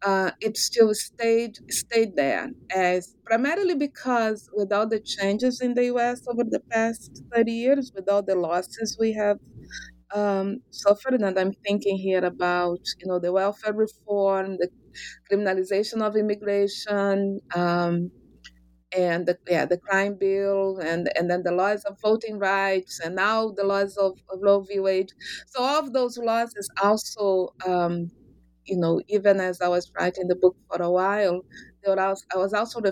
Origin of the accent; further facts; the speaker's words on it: Rio de Janeiro, Brazil; I am originally from Brazil, from Rio de Janeiro.